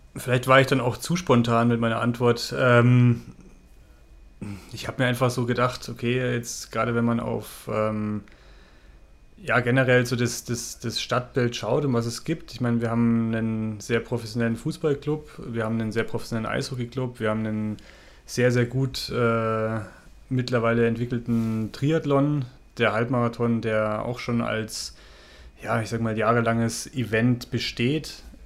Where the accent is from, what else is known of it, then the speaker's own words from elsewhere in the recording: Ingolstadt, Bavaria, Germany; ich komme aus Ingolstadt